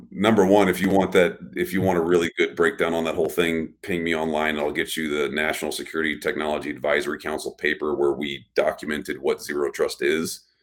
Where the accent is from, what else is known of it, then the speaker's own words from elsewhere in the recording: Texas, United States; I'm from Texas, right? I just say don't trust nothing.